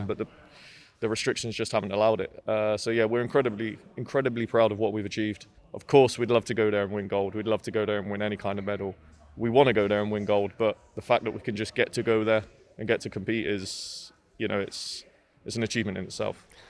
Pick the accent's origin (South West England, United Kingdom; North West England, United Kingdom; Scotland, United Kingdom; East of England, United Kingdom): South West England, United Kingdom; Swindon; I'm from Swindon, so it's quite a long way up, up to Manchester